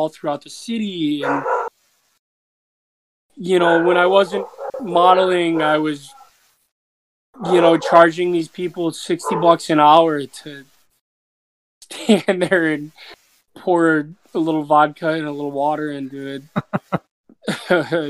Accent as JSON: {"language": "English", "town": "Spring Lake", "region": "Michigan", "country": "United States", "tie": "born or raised there", "also_born_or_lived": "New York City", "moved": "as an adult", "said": "I'm from Michigan. I grew up on the west. I grew up on the west side of Michigan. It's called Spring Lake, Grand Haven"}